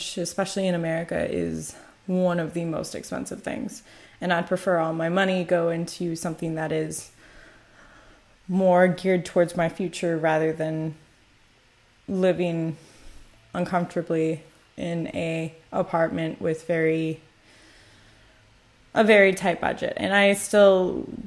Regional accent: United States; moved away as an adult; also born or lived in Korea; now in Italy; my culture as an American citizen

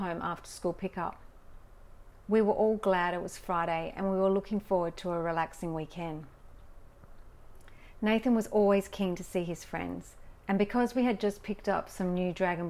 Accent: Australia; Growing up in Australia

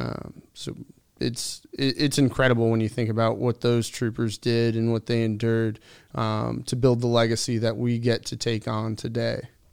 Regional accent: Derby, Connecticut, United States; I'm from a very small town in Connecticut called Derby

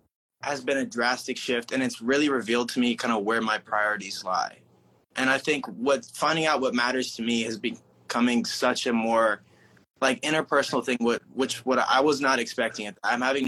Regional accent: Oklahoma, United States; I'm from Oklahoma originally, so middle of nowhere.

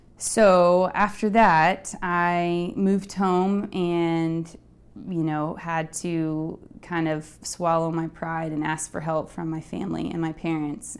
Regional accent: Midland, Texas, United States; moved away as an adult; now in New York, United States; I grew up in West Texas in a town called Midland, which is relatively small

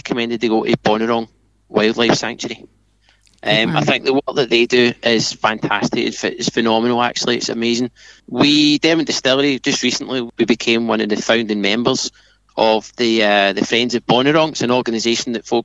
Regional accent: Glasgow, Scotland, United Kingdom; moved away; I'm from Glasgow

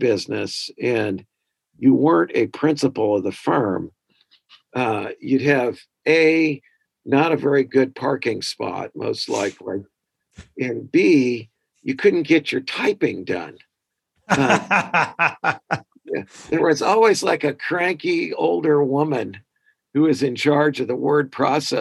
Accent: Kirkwood, Missouri, United States; moved away as an adult; also born or lived in Boston area; now in Fayetteville, United States; I am from Kirkwood, Missouri, St. Louis suburb

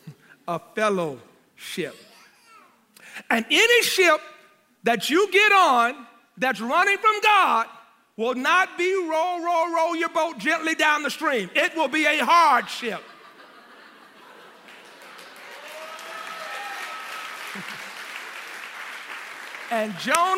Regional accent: Louisiana, United States; moved away as an adult; also born or lived in Nashville; I came to Nashville. I'm from Louisiana.

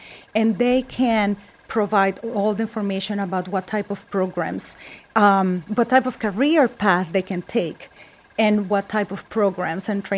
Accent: Colombia; English is a second language; moved away as an adult; also born or lived in Westport; now in Wallingford, United States; I'm Colombian

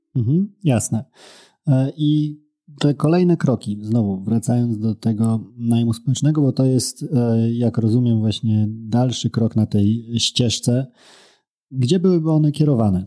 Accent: near Białystok, Podlaskie Voivodeship, Poland; jestem z, z Białego Stoku, spod Białego Stoku nieco

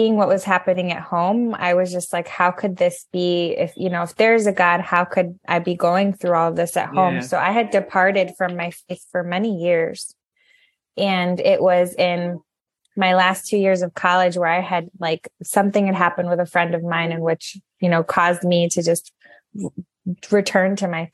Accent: Connecticut, United States; moved away as an adult; also born or lived in New York / Colorado / Puerto Rico; We both grew up in Connecticut

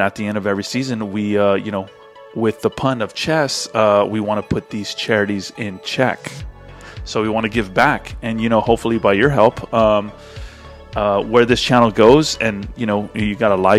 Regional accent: Rio Grande Valley, Texas, United States; now in Houston, United States; we're both from the Rio Grande Valley

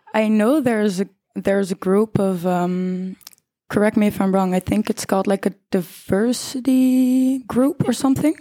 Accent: The Hague, South Holland, Netherlands; I'm 20 years old from The Hague, born and raised

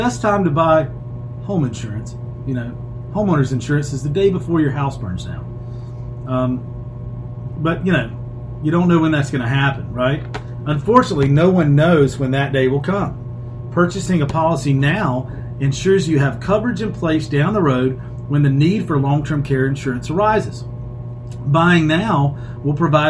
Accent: Shelby, North Carolina, United States; Uptown Shelby, which is my hometown

